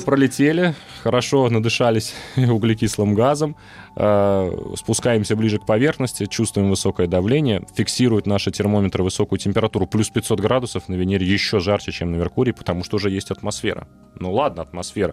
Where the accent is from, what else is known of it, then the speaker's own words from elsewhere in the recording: Uzbekistan; moved away; Я родом из Узбекистана, там у нас угу. есть праздник Навруз, 21 марта, Новый год